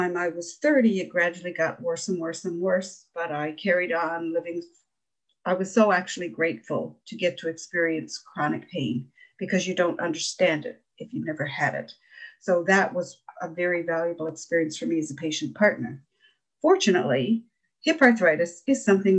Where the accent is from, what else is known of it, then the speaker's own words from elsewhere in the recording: Ontario, Canada; also born or lived in Newfoundland; now in Norris Point, Canada; I'm originally from Ontario, but I've lived in Newfoundland for over 30 years.